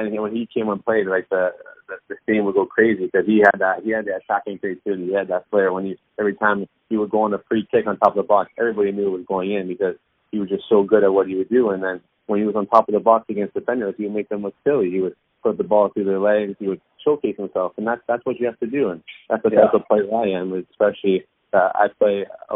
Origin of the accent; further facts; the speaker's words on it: Woodbridge, Ontario, Canada; I grew up in Woodbridge. That's where I was from